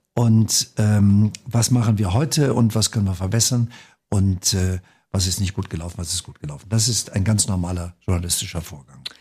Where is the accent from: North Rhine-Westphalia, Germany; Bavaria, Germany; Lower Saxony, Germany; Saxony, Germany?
North Rhine-Westphalia, Germany; am Niederrhein, wo ich geboren bin